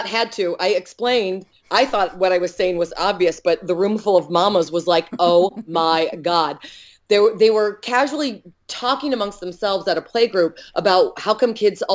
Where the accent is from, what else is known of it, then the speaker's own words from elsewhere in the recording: United States; people don't think I'm American.